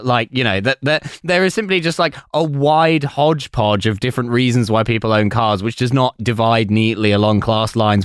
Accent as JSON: {"language": "English", "town": "Basildon", "region": "East of England", "country": "United Kingdom", "said": "I'm also from Basildon"}